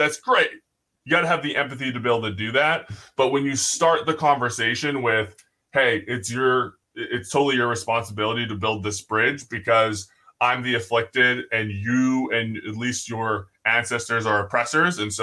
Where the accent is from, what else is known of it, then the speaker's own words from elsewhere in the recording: United States; we're American